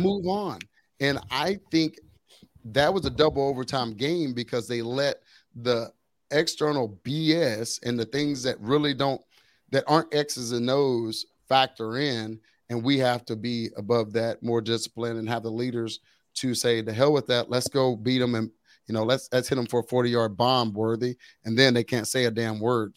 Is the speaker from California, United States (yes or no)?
no; Waco, Texas, United States; growing up in the Waco area